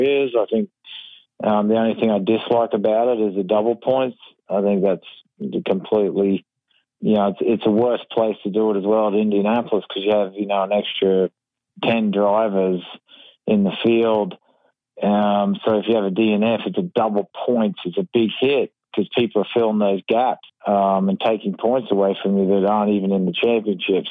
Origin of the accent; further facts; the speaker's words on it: Australia; now in United States; I'm actually an American now and, I'm still Australian